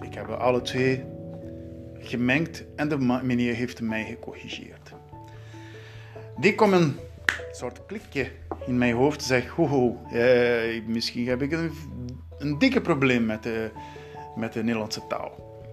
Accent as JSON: {"language": "Dutch", "region": "Southeast", "country": "Brazil", "tie": "born or raised there", "second_language": "Dutch", "moved": "as an adult", "lives_now": "Netherlands", "said": "ik ben in Brazilië geboren"}